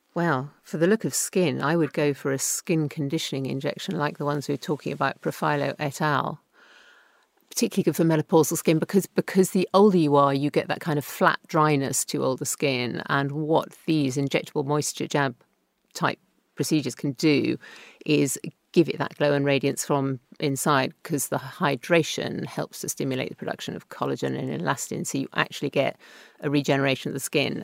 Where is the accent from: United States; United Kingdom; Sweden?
United Kingdom; England; being English, not Welsh